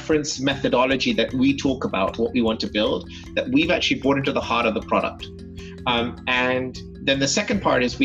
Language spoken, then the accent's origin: English; London, United Kingdom; I was born and brought up in London